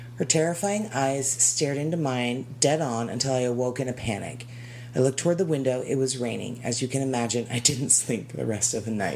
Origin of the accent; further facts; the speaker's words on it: Arizona, United States; born and raised in Arizona